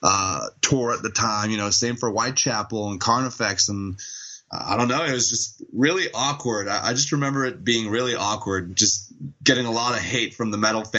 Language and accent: English; Montreal, Quebec, Canada; I was born in Montreal